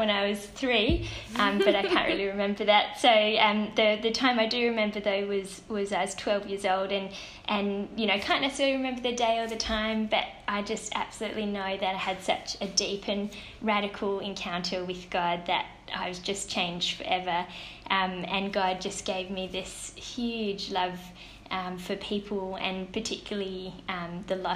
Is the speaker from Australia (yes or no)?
yes; Perth, Western Australia, Australia; I'm from Perth and in WA